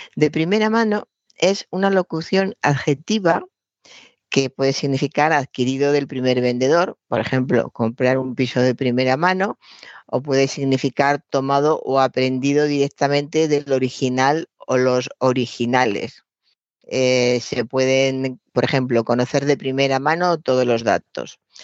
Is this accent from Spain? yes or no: yes; Spain; somos españoles y hablamos español